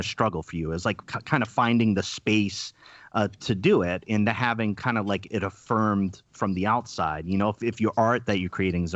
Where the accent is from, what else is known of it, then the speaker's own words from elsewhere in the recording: Rhode Island, United States; also born or lived in Madison, Wisconsin / Milwaukee, Wisconsin; now in Oregon, United States; I'm in Oregon, but I'm from the East Coast. I'm from Rhode Island